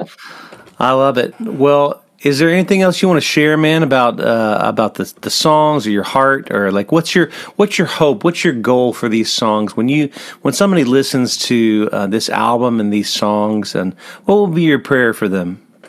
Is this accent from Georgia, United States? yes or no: yes; Atlanta, Georgia, United States; moved away as an adult; also born or lived in Australia; now in Tennessee, United States; I grew up in Atlanta